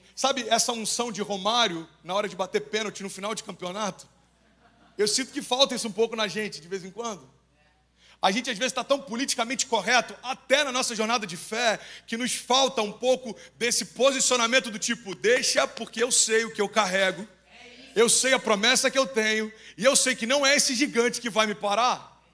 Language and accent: Portuguese; Cabo Frio, Rio de Janeiro, Brazil; moved away; Lá em Cabo Frio, pelo menos a gente usava